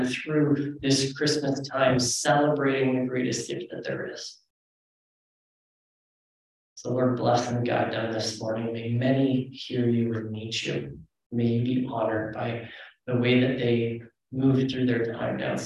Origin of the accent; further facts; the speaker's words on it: Canada; I'm Canadian